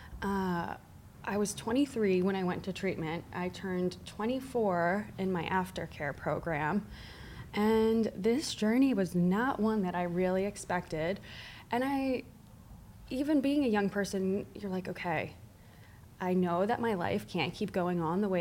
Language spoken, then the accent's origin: English; Northern New Jersey, United States; moved away as an adult; also born or lived in Miami; I grew up in New Jersey.